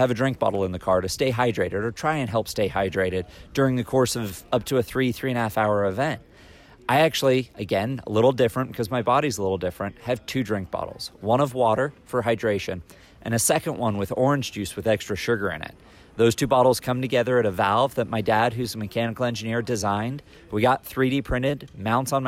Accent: California, United States; now in Indianapolis, United States; with me being a Californian Hoosier and living in Indianapolis now

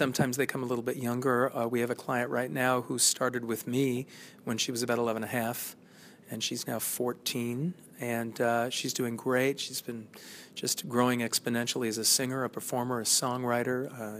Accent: California, United States; I come from California, and I don't care where you go.

